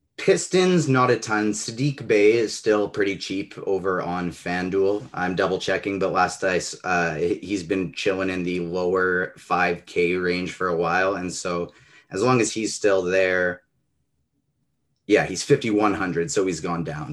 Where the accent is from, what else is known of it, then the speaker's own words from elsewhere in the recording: Canada; I'm Canadian